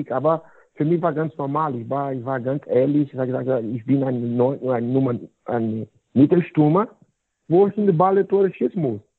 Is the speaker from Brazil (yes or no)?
yes; Goiânia, Goiás, Brazil; German is a second language; Ne, deswegen ist mein Job hier in Goiânia, so mein Heimat, ist sehr, sehr willkommen für viele, viele Eltern.